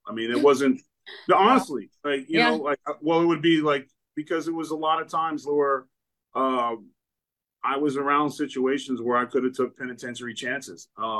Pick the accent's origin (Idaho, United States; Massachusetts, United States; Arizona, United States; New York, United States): Massachusetts, United States; Lynn; also born or lived in Exeter, New Hampshire; And so I was born in Exeter, New Hampshire at a hospital. And then I was brought back to Lynn, Massachusetts area.